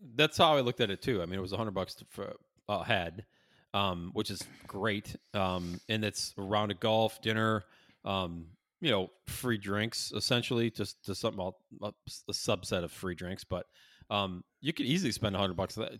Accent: Syracuse, New York, United States; now in Chicago, United States; I grew up in Syracuse, moved to Chicago

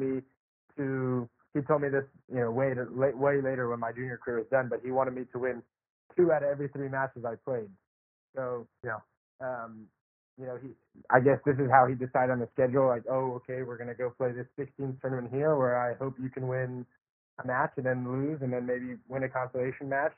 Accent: Charlotte, North Carolina, United States; I grew up in Charlotte, North Carolina

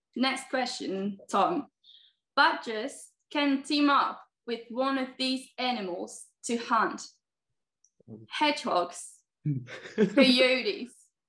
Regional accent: Spain; also born or lived in Seville, Spain; I'm actually Spanish.

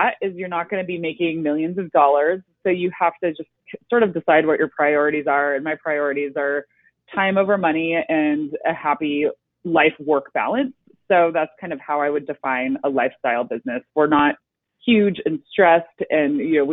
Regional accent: Monterey, California, United States; I grew up in Monterey, less than halfway between San Francisco and Los Angeles

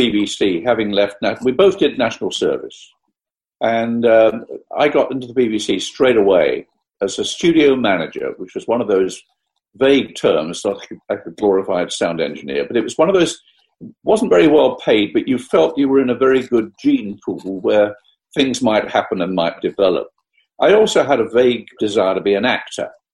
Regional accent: Essex, East of England, United Kingdom; I'm from Essex

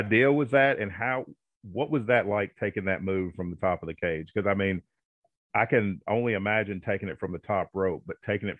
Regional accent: Kentucky, United States; also born or lived in Hopkinsville, Kentucky / West Paducah, Kentucky; I'm from Kentucky. I live in West Paducah

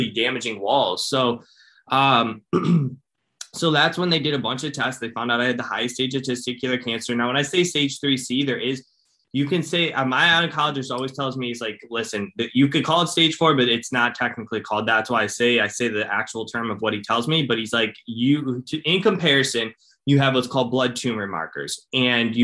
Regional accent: Cleveland, Ohio, United States; I'm from Ohio. I'm from Cleveland, Ohio

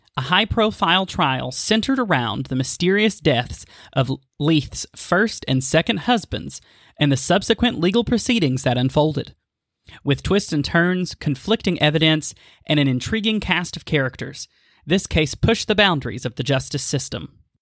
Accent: Maryville, Tennessee, United States; the historic city of Maryville, Tennessee, my hometown.

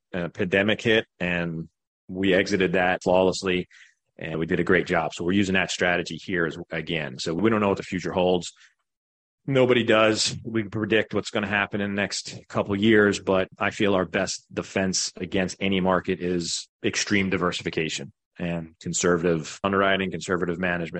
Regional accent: Greenville, South Carolina, United States; but we're from Greenville, South Carolina.

